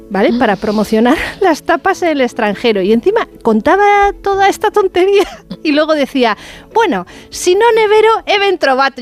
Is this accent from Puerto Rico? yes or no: no; Bilbao, Basque Country, Spain; also born or lived in León; Yo que soy de Bilbao